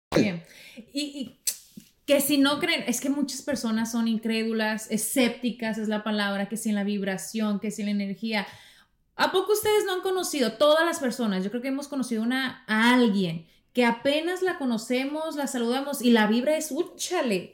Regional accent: Mexico; yo como mexicana en mi cultura

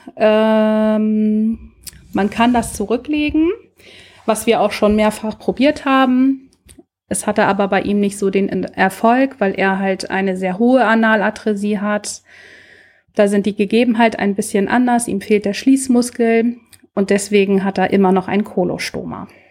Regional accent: Lübeck, Schleswig-Holstein, Germany; Ich komme aus der Hansestadt Lübeck

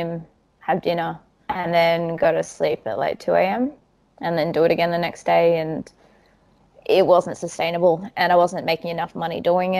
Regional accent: Perth, Western Australia, Australia; moved away as an adult; also born or lived in Sydney; now in Perth, Australia; I grew up in Perth. That's where most of my family are.

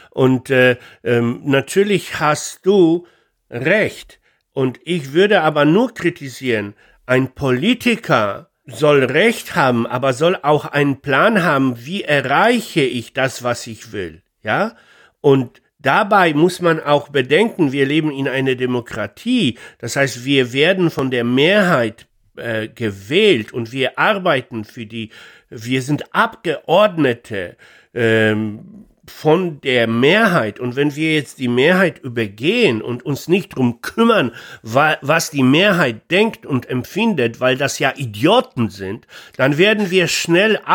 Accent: Poland; ich bin selber Pole

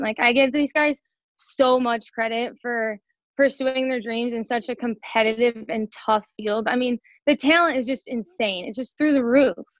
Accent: Chicago, Illinois, United States; moved away; I'm from Chicago, so I'm used to the humidity

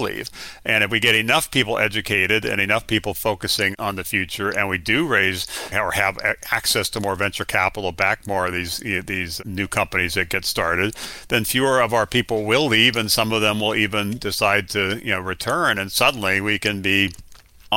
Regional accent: Hawaii, United States; Growing up in Hawaii was a wonderful experience in many, many respects

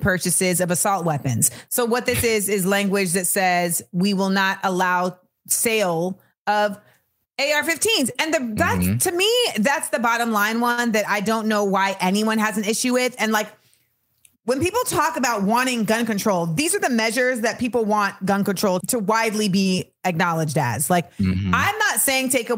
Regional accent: California, United States; As a Californian

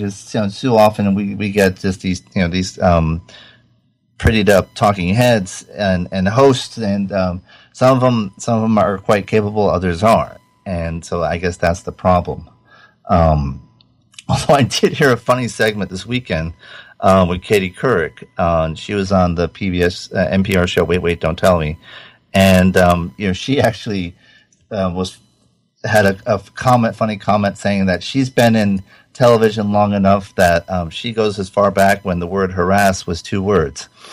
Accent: Rhode Island, United States; I grew up in Rhode Island

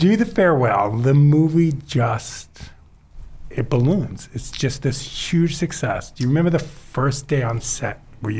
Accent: New York City, New York, United States; I am from Queens.

